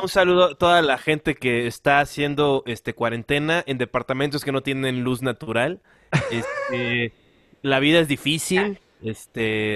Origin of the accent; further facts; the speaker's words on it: Guerrero, Mexico; yo como soy, soy guerrerense